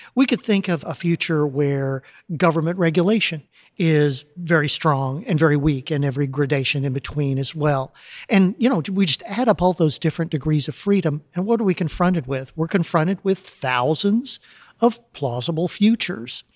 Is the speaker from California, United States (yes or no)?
no; Texas City, Texas, United States; moved away as an adult; I grew up in a little town called Texas City, down by the coast here